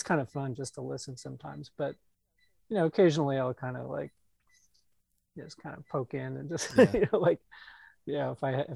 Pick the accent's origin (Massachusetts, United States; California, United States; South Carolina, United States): California, United States; San Jose; also born or lived in Iowa City, Iowa / Mountain View, California; now in Washington DC, United States; I grew up in the San Jose area